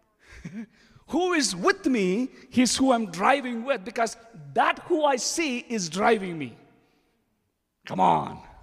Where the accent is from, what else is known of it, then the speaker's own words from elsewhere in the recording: India; English is a second language; moved away; being an Indian I'm still learning English.